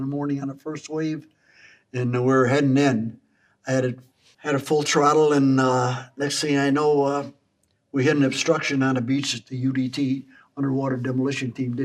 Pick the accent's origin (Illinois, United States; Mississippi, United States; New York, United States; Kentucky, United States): Illinois, United States; Chicago; Born and raised in Chicago.